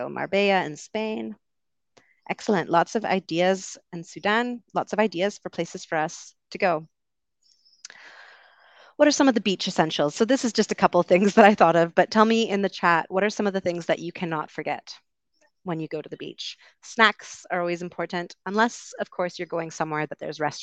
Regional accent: Vancouver, British Columbia, Canada; I am also from Vancouver

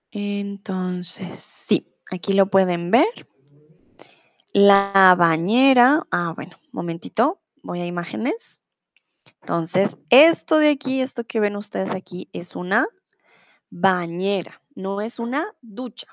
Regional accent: Colombia; also born or lived in Mexico; now in Germany; yo soy de Colombia

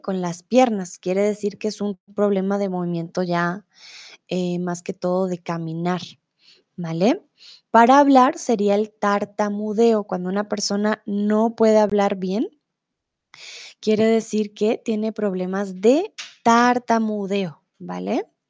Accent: Colombia; also born or lived in Mexico; now in Germany; soy de Colombia, comúnmente vivo en Alemania, pero ahora estoy en México

